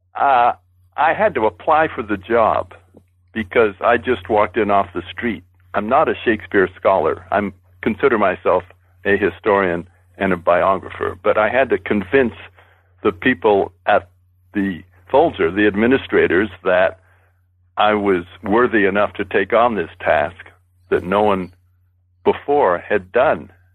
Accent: Boston, Massachusetts, United States; I was born in Boston and raised in New England.

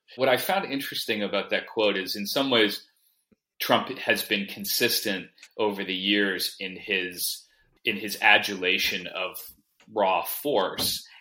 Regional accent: United States; I come to it as an American

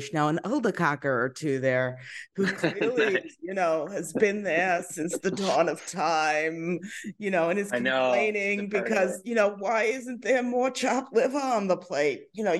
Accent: Long Island, New York, United States; also born or lived in Brooklyn Heights; I'm from Long Island originally

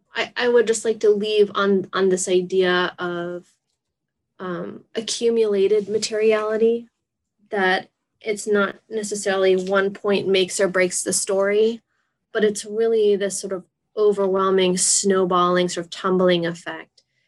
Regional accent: Massachusetts, United States; I'm from Massachusetts

